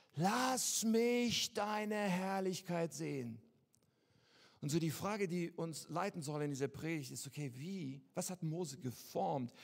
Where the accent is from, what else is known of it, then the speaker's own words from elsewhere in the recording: Germany; wir sind doch Deutsche